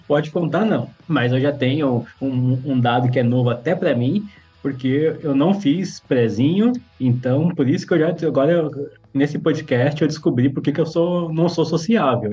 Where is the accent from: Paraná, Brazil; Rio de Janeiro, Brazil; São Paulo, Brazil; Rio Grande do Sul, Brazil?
São Paulo, Brazil; Guarulhos; Eu, eu nasci em São Paulo, na, na zona sul de São Paulo, mas cresci em, em Guarulhos